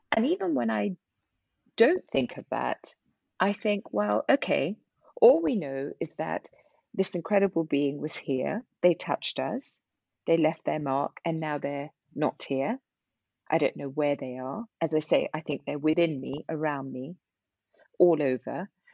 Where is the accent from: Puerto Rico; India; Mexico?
India; I'm I'm Indian